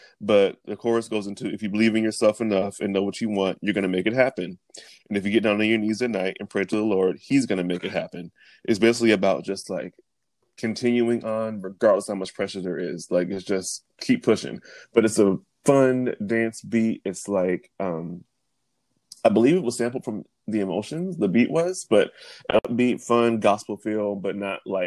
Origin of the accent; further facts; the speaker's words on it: Big Spring, Texas, United States; moved away; when I first moved out of Big Spring, my hometown. It's a very small town in Texas